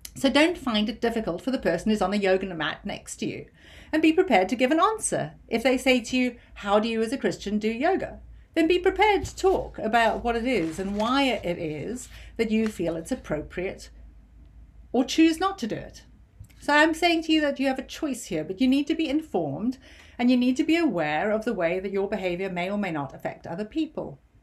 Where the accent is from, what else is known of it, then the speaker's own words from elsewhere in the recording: United Kingdom; as a Brit